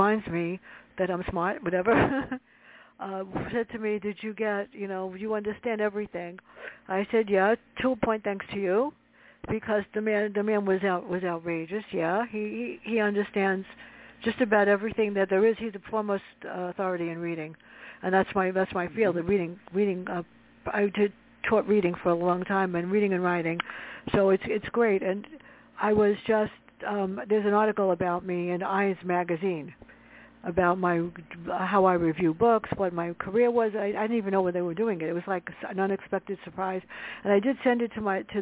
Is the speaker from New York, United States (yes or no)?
yes; New York City, New York, United States; growing up in the South Bronx with my sister